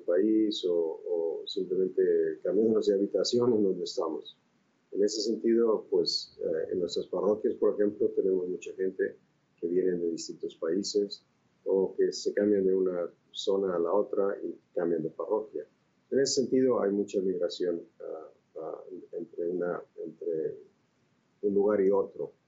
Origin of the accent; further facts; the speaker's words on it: Monterrey, Nuevo León, Mexico; moved away as an adult; also born or lived in Mexico City / Rome / Spain; now in Los Angeles, United States; yo efectivamente nací en México y crecí en México, estudié en México también. Ah, eh, ah, nací en la ciudad de Monterrey